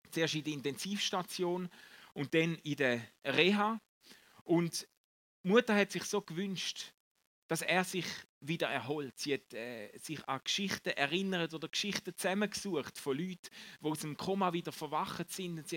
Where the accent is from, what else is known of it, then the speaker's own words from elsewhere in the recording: Eastern Switzerland, Switzerland; ich habe keinen Basler Dialekt. Die schlechte Nachricht ist, ich komme aus der Ostschweiz, gell?